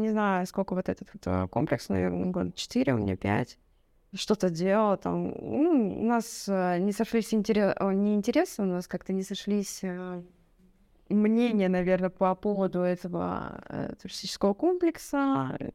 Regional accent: Ural, Russia; На Каме, на водохранилище, то есть это водохранилище, там а если с гор посмотреть, то оно как, ну, как море

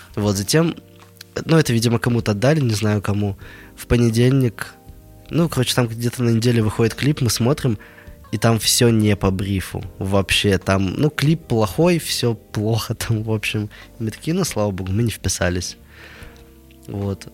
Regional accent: Nizhny Tagil, Sverdlovsk Oblast, Russia; я сам из Нижнего Тагила. Вот э, такой производственный заводской город – где люди к 40 годам спиваются, идут на УВЗ с утра, приходят домой, пьют пиво и ложатся спать. Вот. Э, в таком городе я прожил 19 лет

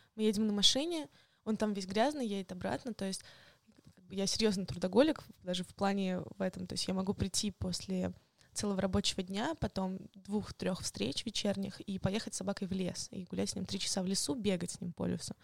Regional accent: Moscow, Russia; also born or lived in Kaliningrad / Yekaterinburg; То есть выросла я уже в Москве, и в школу ходила я тоже в Москве

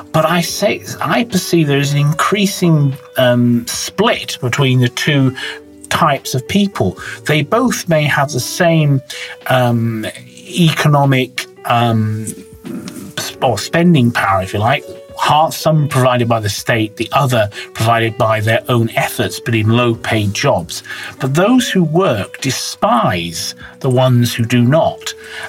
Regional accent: Bath, South West England, United Kingdom; Yeah, I would say middle class is more of a state of mind rather than actually the size of your bank balance. It's to do with aspiration. In my case, my parents weren't particularly well off.

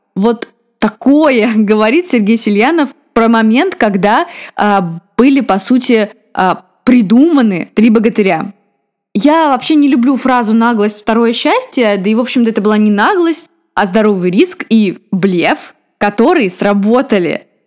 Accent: Rostov, Yaroslavl Oblast, Russia; Мы с ним земляки. Я родом из Ростова Великого

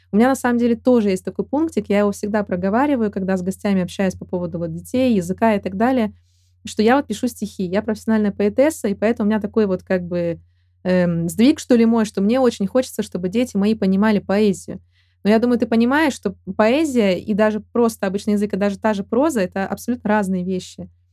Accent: Chelyabinsk, Chelyabinsk Oblast, Russia; я из Челябинска

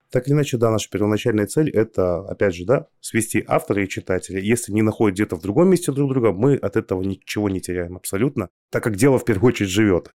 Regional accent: Kazakhstan; Мы сами родом из Казахстана с Аней

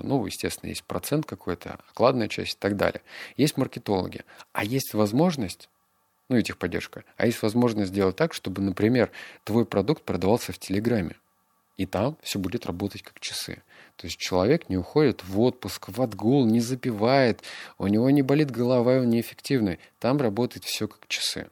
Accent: Novosibirsk, Novosibirsk Oblast, Russia; Я из Новосибирска

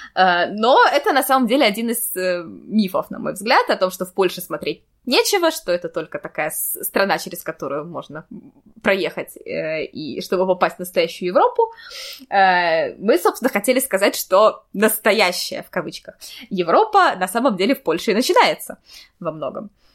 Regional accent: Saint Petersburg, Russia; moved away as an adult; now in Kraków, Poland; я родилась и выросла в Петербурге

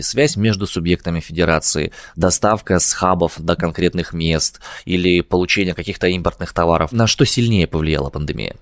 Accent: Omsk, Omsk Oblast, Russia; я родом из Омска

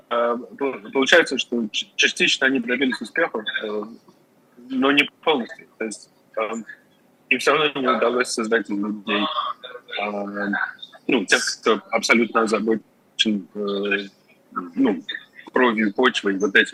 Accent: Moscow, Russia; moved away; Я два года не видел Москву. Я из Москвы сам, то есть мой город.

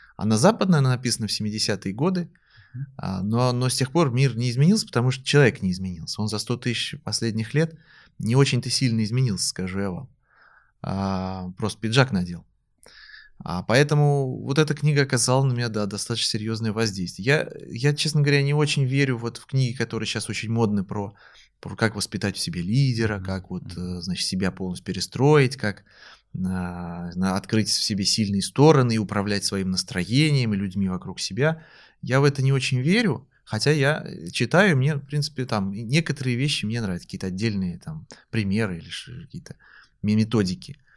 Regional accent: Moscow, Russia; я сам москвич

